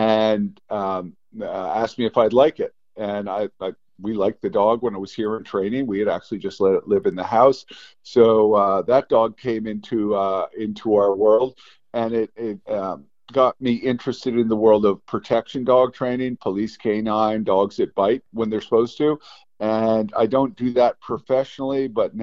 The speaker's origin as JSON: {"language": "English", "town": "Stowe", "region": "Vermont", "country": "United States", "said": "I'm originally from Stowe, Vermont"}